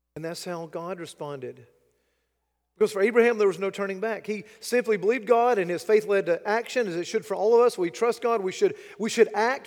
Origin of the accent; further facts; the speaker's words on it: United States; as an American, as a, a Westerner